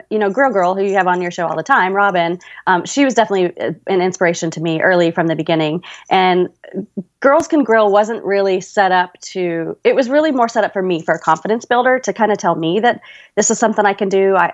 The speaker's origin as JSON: {"language": "English", "town": "Louisville", "region": "Kentucky", "country": "United States", "tie": "born or raised there", "also_born_or_lived": "California", "lives_now": "Las Vegas, United States", "said": "Well, I was born in California, but kind of grew up all over. Um, I kind of call Kentucky home. That's where I spent my high school and college years, and now I'm living just outside of Las Vegas."}